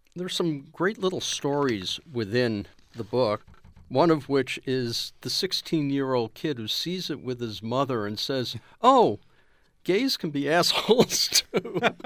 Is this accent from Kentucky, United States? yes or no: no; New York, United States; I'm a Jew from New York